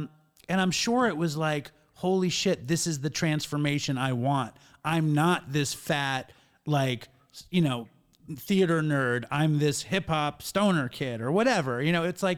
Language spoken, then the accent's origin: English; New York City, New York, United States; I was from Manhattan